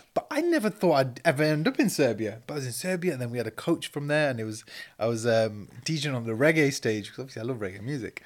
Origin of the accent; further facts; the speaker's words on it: Manchester, North West England, United Kingdom; moved away; also born or lived in Leeds; I grew up in Cheatham Mill in Manchester